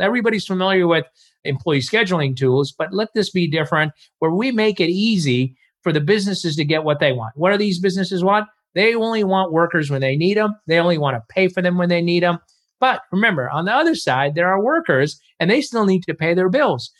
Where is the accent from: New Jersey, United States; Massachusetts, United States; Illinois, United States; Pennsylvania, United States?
Illinois, United States; Chicago; moved away as an adult; I grew up in Chicago